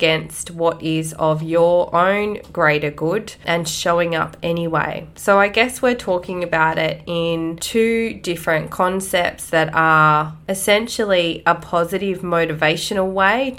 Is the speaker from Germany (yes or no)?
no; Australia; Growing up in Australia